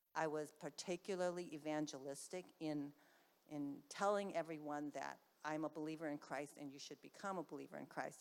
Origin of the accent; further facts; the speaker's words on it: Bay Area, California, United States; I was from the Bay Area